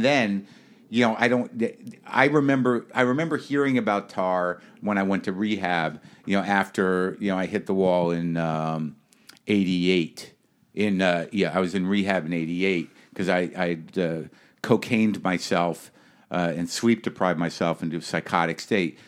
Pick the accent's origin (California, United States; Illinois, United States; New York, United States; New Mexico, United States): New Mexico, United States; moved away; I grew up in New Mexico.